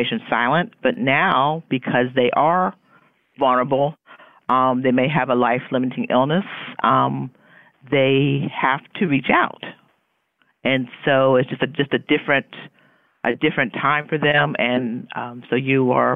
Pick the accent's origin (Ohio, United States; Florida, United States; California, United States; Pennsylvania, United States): Florida, United States; Key West; moved away; I grew up in Key West, where my mother was the social worker in Key West